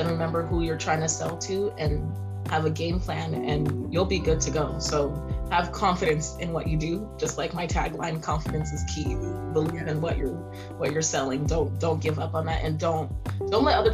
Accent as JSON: {"language": "English", "region": "California", "country": "United States", "tie": "born or raised there", "also_born_or_lived": "Haiti / Ivory Coast", "moved": "yes", "lives_now": "Seattle, United States", "said": "I was born in California, but my mom is originally from Haiti, the island, and then my dad is originally from Ivory Coast"}